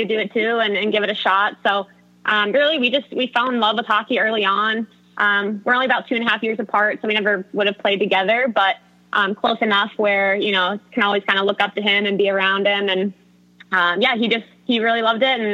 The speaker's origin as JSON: {"language": "English", "town": "Philadelphia", "region": "Pennsylvania", "country": "United States", "tie": "born or raised there", "also_born_or_lived": "Pittsburgh, Pennsylvania / North Carolina", "moved": "yes"}